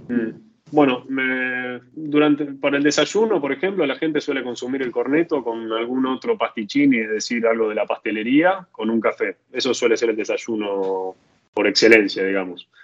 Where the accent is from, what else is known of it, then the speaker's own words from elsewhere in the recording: Argentina; moved away as an adult; now in Italy; salí de Argentina con campera